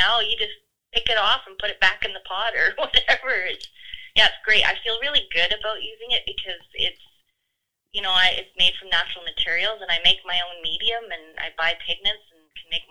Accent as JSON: {"language": "English", "area": "Cariboo", "region": "British Columbia", "country": "Canada", "tie": "born or raised there", "said": "I grew up in the Caribou in the 70s on a farm"}